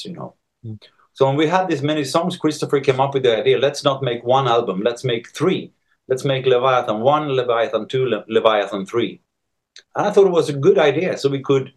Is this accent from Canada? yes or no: no; Sweden; now in Spain; I'm from Sweden. I'm born in Sweden and I grew up there